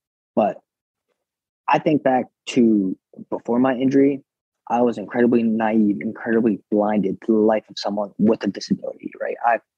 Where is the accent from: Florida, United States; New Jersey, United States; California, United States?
New Jersey, United States; Monroe; also born or lived in Brooklyn, New York; I'm from Brooklyn. I was born in Kennington, Brooklyn, and then, moved to Monroe, New Jersey